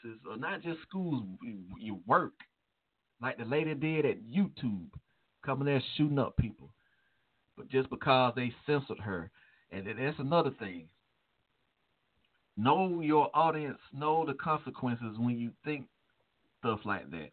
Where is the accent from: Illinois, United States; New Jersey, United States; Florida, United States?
Illinois, United States; Chicago; my hometown, Chicago